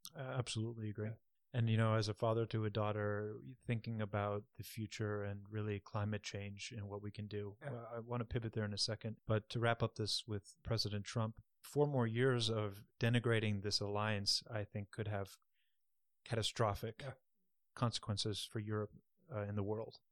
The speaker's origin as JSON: {"language": "English", "country": "United States", "said": "I come from the United States"}